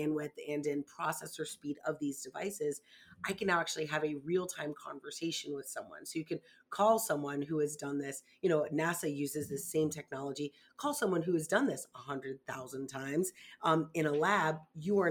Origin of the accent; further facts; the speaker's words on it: Florida, United States; I'm from Florida